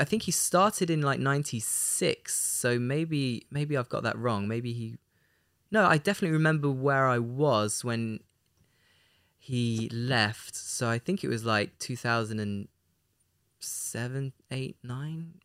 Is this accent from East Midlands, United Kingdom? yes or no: yes; Leicester, East Midlands, United Kingdom; moved away; my hometown of Leicester